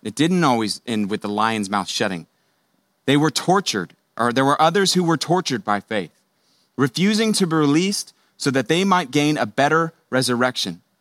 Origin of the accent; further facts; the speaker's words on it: Houston, Texas, United States; I grew up in Houston